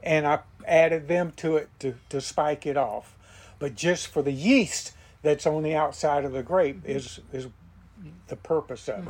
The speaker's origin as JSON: {"language": "English", "town": "Williston", "region": "Florida", "country": "United States", "tie": "born or raised there", "also_born_or_lived": "Saint Petersburg, Florida", "moved": "as an adult", "lives_now": "Brooksville, United States", "said": "I was born and raised in Williston, which is south of Gainesville"}